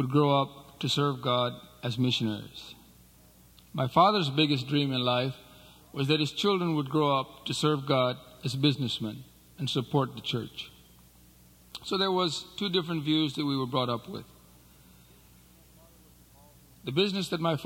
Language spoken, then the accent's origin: English; Nepal; I was born in Nepal.